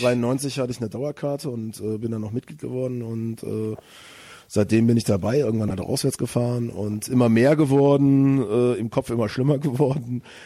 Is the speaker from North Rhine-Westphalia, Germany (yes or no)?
yes; Bonn, North Rhine-Westphalia, Germany; moved away as an adult; now in Cologne, Germany; ich bin äh, äh, Tatsache in Bonn geboren.